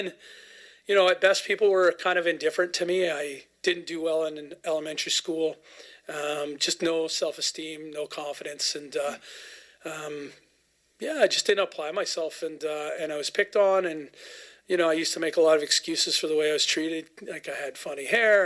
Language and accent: English; Cobble Hill, Cowichan area, British Columbia, Canada; also born or lived in Vancouver; I grew up in Caldwell Hill, Cowichan area. I was born in Vancouver, but moved here. I was still in diapers